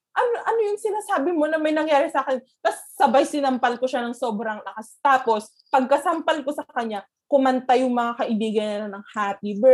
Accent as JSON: {"language": "Tagalog", "town": "Bayombong", "region": "Cagayan Valley", "country": "Philippines", "said": "sa Bayombong, sa, sa province namin"}